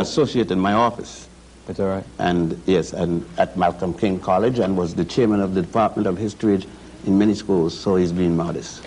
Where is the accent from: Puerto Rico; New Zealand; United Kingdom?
Puerto Rico; moved away; also born or lived in Ethiopia / Virgin Islands; we lived and grew up in Puerto Rico and the Virgin Islands